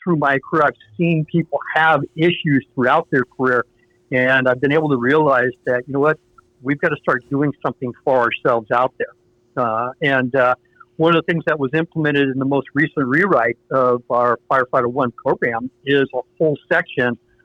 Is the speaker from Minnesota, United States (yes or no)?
no; Marin, California, United States; I grew up down in Marin.